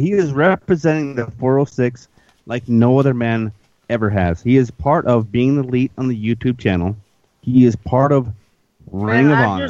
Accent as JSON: {"language": "English", "region": "Montana", "country": "United States", "said": "just one 406 kid from another 406 kid."}